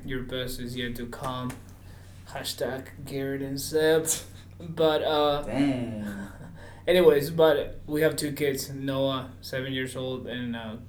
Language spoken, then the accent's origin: English; Peru; moved away as an adult; now in United States; I'm originally from Peru, so that's where I'm from.